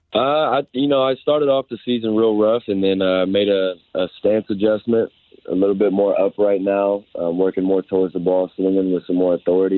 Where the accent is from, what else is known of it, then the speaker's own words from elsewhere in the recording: Houston, Texas, United States; I'm, I'm from Houston